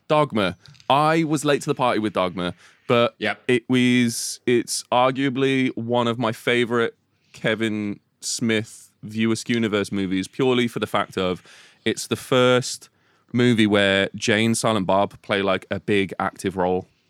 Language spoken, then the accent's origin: English; Telford, West Midlands, United Kingdom; I'm from Telford